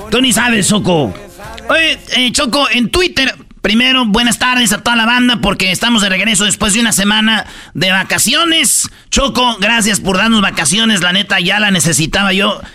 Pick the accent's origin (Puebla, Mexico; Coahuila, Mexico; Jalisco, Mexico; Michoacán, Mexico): Michoacán, Mexico; Jiquilpan; Y yo soy de Jiquilpan, Michoacán